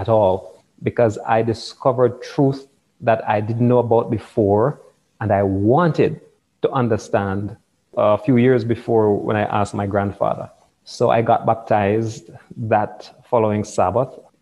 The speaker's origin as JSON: {"language": "English", "town": "Kingston", "country": "Jamaica", "tie": "born or raised there", "said": "I was born in Kingston, the capital city of Jamaica"}